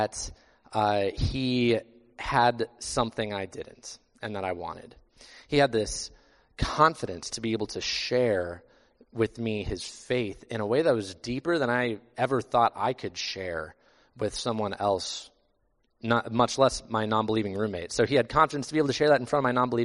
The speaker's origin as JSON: {"language": "English", "region": "Iowa", "country": "United States", "tie": "born or raised there", "said": "I grew up in Iowa"}